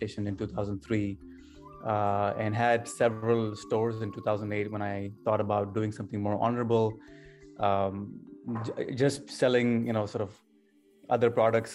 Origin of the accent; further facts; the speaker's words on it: Canada; moved away as an adult; also born or lived in Pakistan; now in United States; I was born in Pakistan and moved to Canada when I was 10 years old with my family for better business and better educational opportunities, and then subsequently moved to the United States in 1999. So I was about 19 years old.